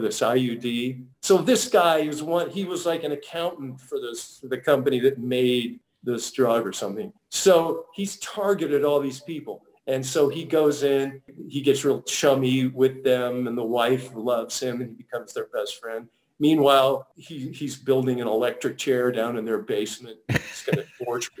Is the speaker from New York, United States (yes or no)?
no; San Jose, California, United States; moved away as an adult; also born or lived in Santa Barbara; now in Los Angeles, United States; my hometown of San Jose